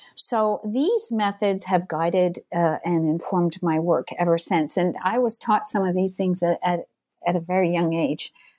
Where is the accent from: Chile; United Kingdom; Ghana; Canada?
Canada; south of Montreal, Quebec; moved away; also born or lived in Ontario / Toronto / British Columbia; I was born in Montreal. I grew up, uh, south of the city in the countryside